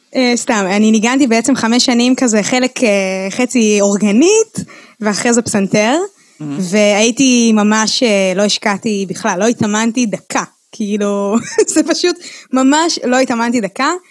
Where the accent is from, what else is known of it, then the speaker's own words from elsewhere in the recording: Ra'anana, Central District, Israel; first language Hebrew; אני גדלתי ברעננה